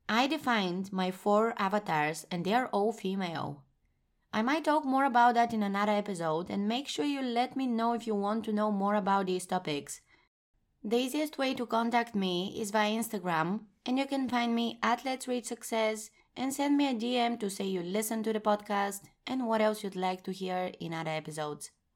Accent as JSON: {"language": "English", "country": "Bulgaria", "moved": "as an adult", "lives_now": "Amsterdam, Netherlands", "said": "four years ago, I moved from my home country, Bulgaria, to the Netherlands, where I now reside in Amsterdam"}